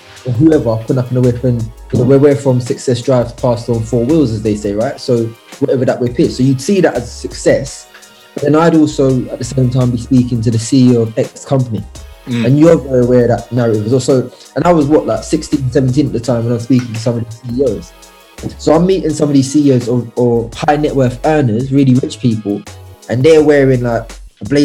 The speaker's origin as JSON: {"language": "English", "region": "London", "country": "United Kingdom", "tie": "born or raised there", "said": "I was born in New Cross"}